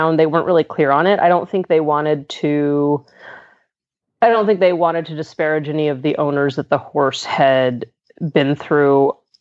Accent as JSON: {"language": "English", "region": "Southern California", "country": "United States", "moved": "as an adult", "lives_now": "Pittsburgh, United States", "said": "I'm originally from Southern California."}